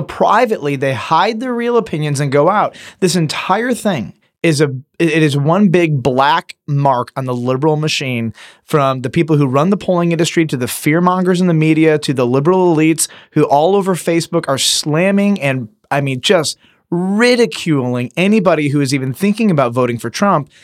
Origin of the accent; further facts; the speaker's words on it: Detroit, Michigan, United States; I'm from Detroit